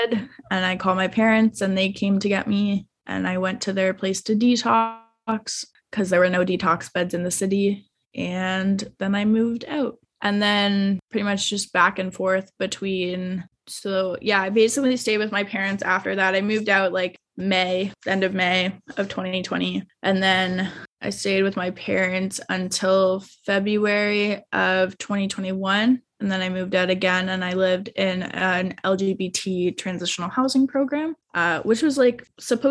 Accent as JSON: {"language": "English", "region": "Ontario", "country": "Canada", "tie": "born or raised there", "lives_now": "Toronto, Canada", "said": "my hometown in Ontario"}